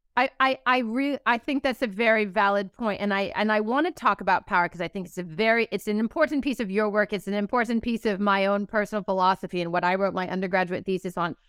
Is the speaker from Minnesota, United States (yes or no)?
no; California, United States; my home state of California